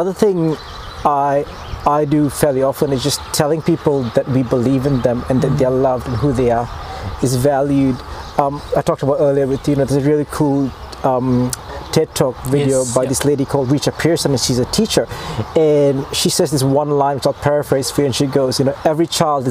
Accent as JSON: {"language": "English", "country": "Malaysia", "moved": "yes", "lives_now": "Invercargill, New Zealand", "said": "I'm originally from Malaysia."}